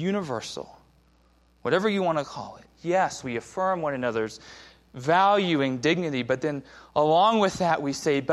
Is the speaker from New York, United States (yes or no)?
no; Southern California, United States; moved away; I grew up in Southern California